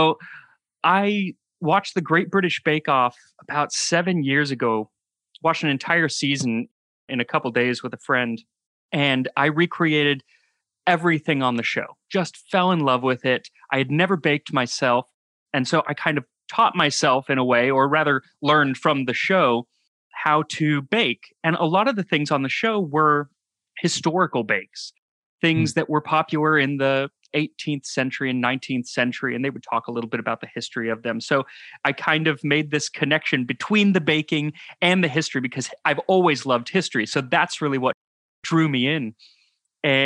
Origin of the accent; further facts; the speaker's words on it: Phoenix, Arizona, United States; moved away as an adult; also born or lived in New York; I grew up in Phoenix, Arizona